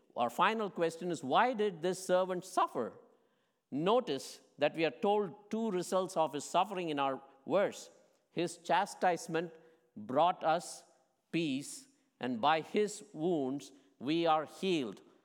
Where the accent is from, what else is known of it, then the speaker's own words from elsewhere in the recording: India; moved away; what I grew up with in India